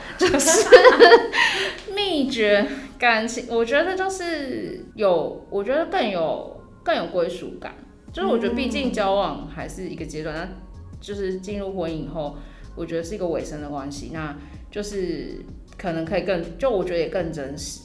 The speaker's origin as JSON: {"language": "Chinese", "town": "Taichung", "country": "Taiwan", "moved": "yes", "lives_now": "Taipei, Taiwan", "said": "然后我是台中人"}